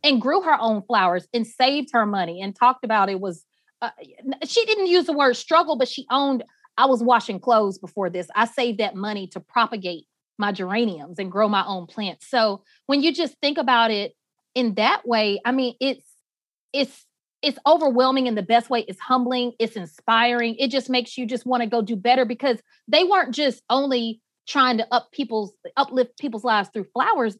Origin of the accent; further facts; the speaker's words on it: Atlanta, Georgia, United States; also born or lived in Barnesville, Georgia; I grew up in Atlanta